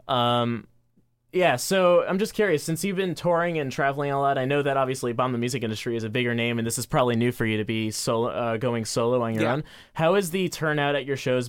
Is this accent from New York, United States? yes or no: yes; Long Island, New York, United States; I'm from Long Island